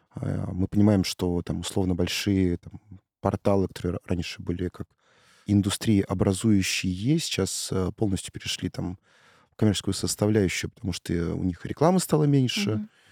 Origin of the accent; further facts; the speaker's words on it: Saint Petersburg, Russia; я из э, Петербурга